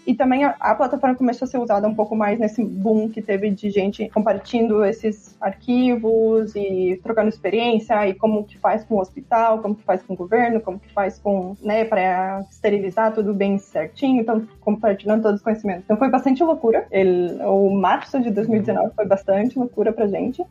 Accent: Curitiba, Paraná, Brazil; moved away as an adult; also born or lived in Michigan / Barcelona / Madrid; now in Spain; eu sou de Curitiba, vivi minha vida inteira aí

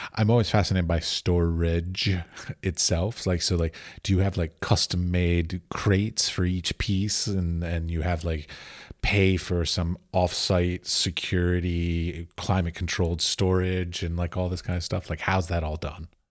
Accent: United States; I'm an American

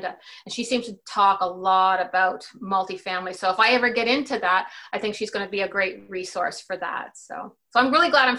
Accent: Canada; my situation being Canadian

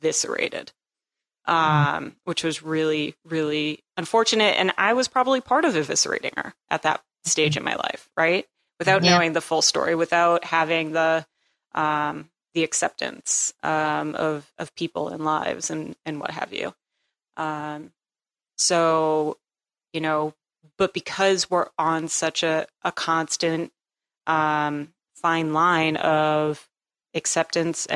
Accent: New England, United States; I grew up in New England.

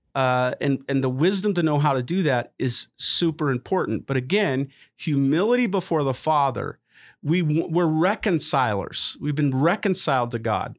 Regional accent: United States; as an American

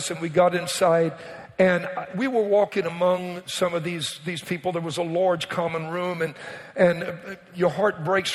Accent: Louisiana, United States; I was raised in Louisiana

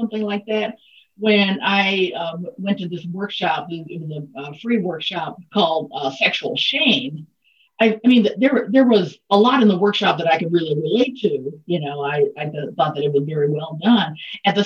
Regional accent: Mississippi, United States; born and raised in Mississippi

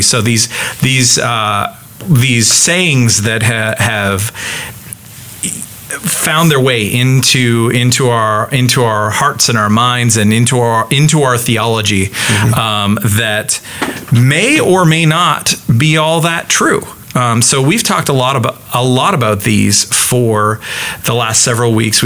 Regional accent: Canada; I'm Canadian

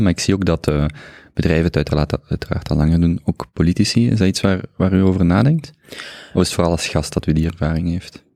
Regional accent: Genk, Flanders, Belgium; ik ben als Genkenaar

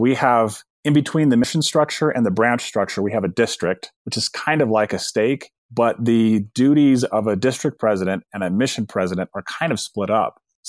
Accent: Bountiful, Utah, United States; I just remember as a kid growing up in Bountiful, Utah, right? It's the bedroom community of Salt Lake City.

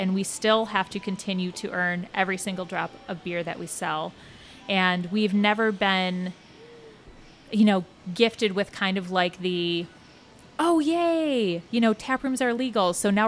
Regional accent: Cincinnati, Ohio, United States; we're from Cincinnati. We love Cincinnati. It has been a home for us

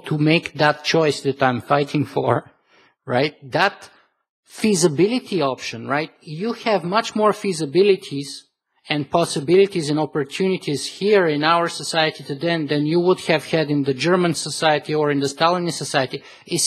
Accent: Bulgaria; I was born in Eastern Europe, and I lived there for most of my life still. The communist bloc survived for 50 years in Bulgaria, where I'm from

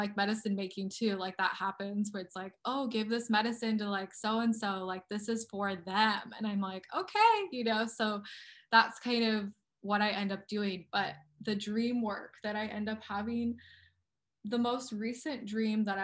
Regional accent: Colorado, United States; moved away; also born or lived in Okmulgee, Oklahoma; I grew up in the Rocky Mountains

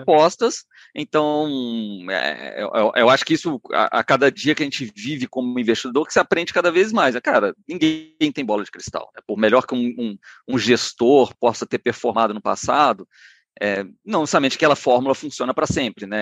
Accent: Minas Gerais, Brazil; also born or lived in Rio de Janeiro; eu me formei em economia na UFMG, eu sou, sou mineiro

